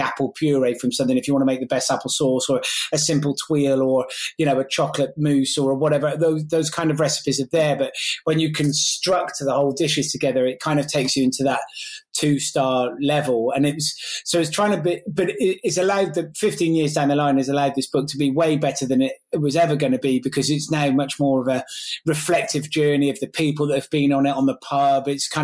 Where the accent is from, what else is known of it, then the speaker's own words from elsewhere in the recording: Gloucestershire, South West England, United Kingdom; I grew up as from a single parent family in Glossop.